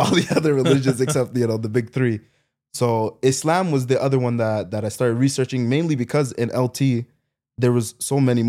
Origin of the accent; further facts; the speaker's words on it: Ontario, Canada; also born or lived in Haiti (ancestry); My parents are from Haiti. Haiti, okay. Yeah. I was born here